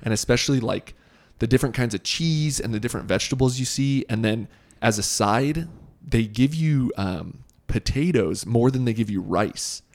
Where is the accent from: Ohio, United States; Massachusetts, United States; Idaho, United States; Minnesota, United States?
Idaho, United States; Boise; growing up in Boise